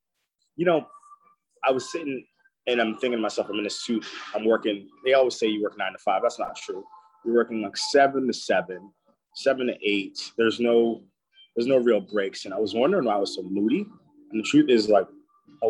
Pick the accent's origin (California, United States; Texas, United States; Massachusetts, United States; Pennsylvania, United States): Massachusetts, United States; Boston; I'm from Boston.